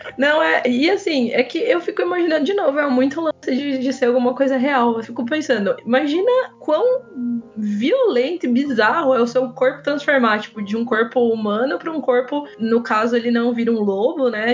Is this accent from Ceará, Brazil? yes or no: no; interior of São Paulo, Brazil; eu sou daqui do interior de São Paulo